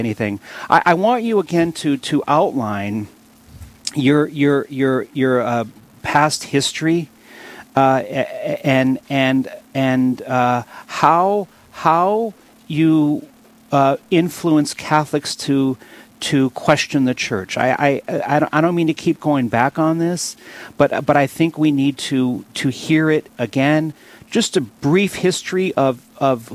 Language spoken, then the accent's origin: English; Williston, North Dakota, United States; my hometown, Williston, North Dakota